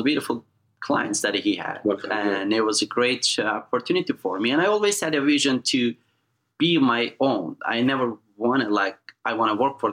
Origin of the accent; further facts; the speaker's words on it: eastern Turkey, Erzincan, Turkey; now in United States; As you know, I'm from Turkey